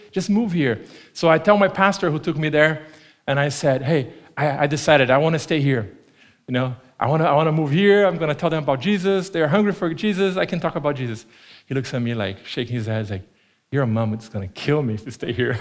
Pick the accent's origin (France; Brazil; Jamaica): Brazil; first language Portuguese; English is a second language; moved away as an adult; now in Tempe, United States; growing up in Brazil, uh, when I was a kid